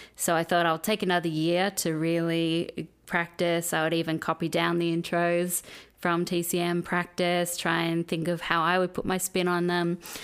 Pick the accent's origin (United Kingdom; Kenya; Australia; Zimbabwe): Australia; moved away as an adult; now in United States; when I grew up in Australia